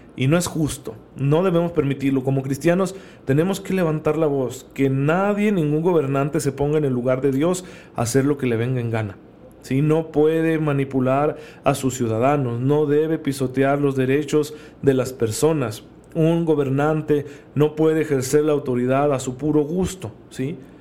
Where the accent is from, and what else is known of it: Mexico